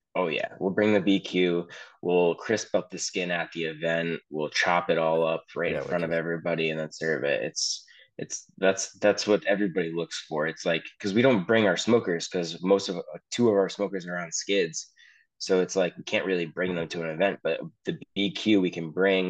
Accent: Danbury, Connecticut, United States; I grew up in Danbury

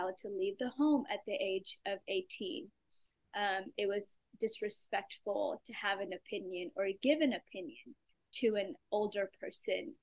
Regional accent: Dubai, United Arab Emirates; now in Oklahoma City, United States; I was born in Dubai, which for those that don't know where that is, it is a small country in United Arab Emirates, which is in the Middle East. But though I grew up in a Middle Eastern country, I was very much immersed in my own culture. I went to an Indian school.

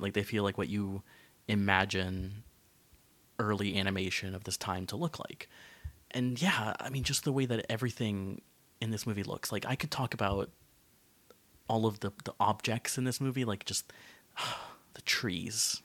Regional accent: Florida, United States; growing up in Florida

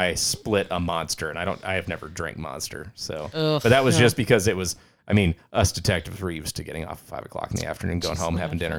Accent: England, United Kingdom; So I've thought about that, because especially being English, like being a British person.

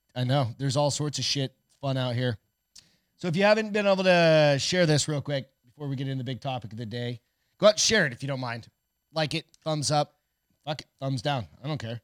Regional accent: New Hampshire, United States; also born or lived in Colorado; now in Texas, United States; I grew up in New Hampshire

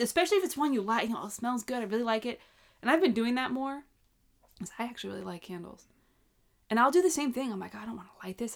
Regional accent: Long Island, New York, United States; growing up on Long Island

